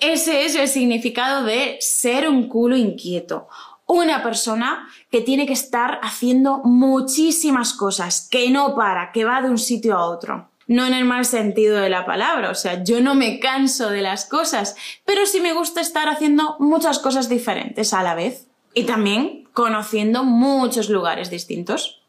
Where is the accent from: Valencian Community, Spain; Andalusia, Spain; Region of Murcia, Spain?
Region of Murcia, Spain; Yecla; accent: accent of Yecla; Soy de un pueblo de la región de Murcia que se llama Yecla.